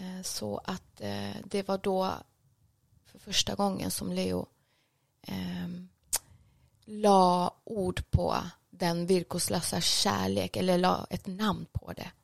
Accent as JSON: {"language": "Swedish", "town": "Stockholm", "region": "Stockholm County", "country": "Sweden", "tie": "born or raised there", "also_born_or_lived": "Jordbro", "said": "född och uppvuxen här i Stockholm"}